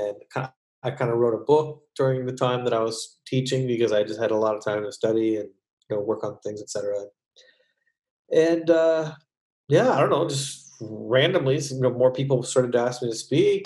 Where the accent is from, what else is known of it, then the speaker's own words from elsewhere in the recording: Hamilton, Ontario, Canada; moved away as an adult; also born or lived in New York City; now in United States; I was born in Hamilton, Ontario, as were you. And so I'm a Canadian